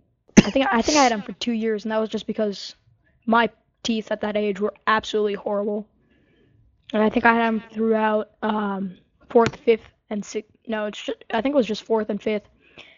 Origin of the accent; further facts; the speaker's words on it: United States; I'm an American slob